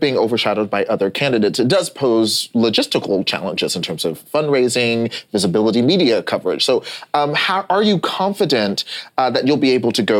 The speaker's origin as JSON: {"language": "English", "region": "North Texas", "country": "United States", "tie": "born or raised there", "said": "someone who grew up in the state of Texas, I grew up in North Texas"}